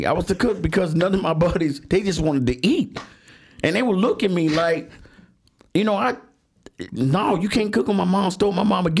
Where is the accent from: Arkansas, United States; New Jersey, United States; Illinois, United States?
Illinois, United States; Chicago; Being an 8-year-old growing up in Allgill Gardens, which is a project on the south side of Chicago on 130th, right off the Doherty Road. We grew up poor.